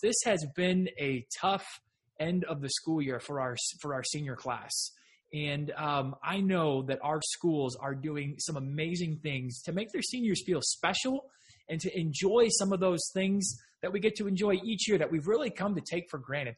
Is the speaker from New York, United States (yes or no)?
no; Texas, United States; I'm a Texan